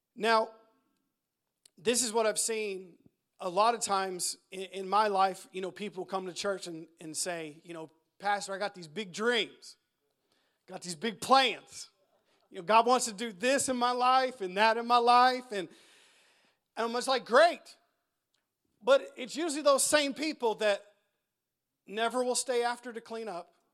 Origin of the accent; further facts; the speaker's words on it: United States; us Americans